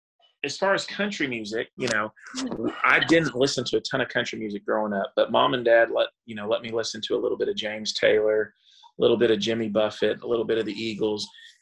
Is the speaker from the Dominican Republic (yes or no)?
yes; Dominican Republic; moved away; also born or lived in Texas; Well, I was born in Corpus Christi, Texas, which is way, way south Texas. But my parents were missionaries, so I actually grew up overseas in the Dominican Republic for most of my childhood.